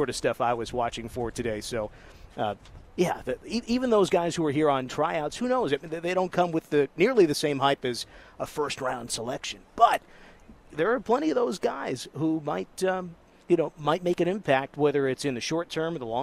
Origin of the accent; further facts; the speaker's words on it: Nutley, New Jersey, United States; now in Las Vegas, United States; growing up in Nutley, New Jersey